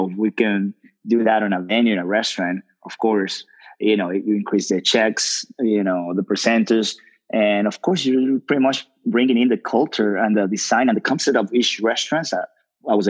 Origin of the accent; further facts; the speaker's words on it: Dominican Republic; moved away; also born or lived in New York City; I'm from the islands. I'm from Dominican Republic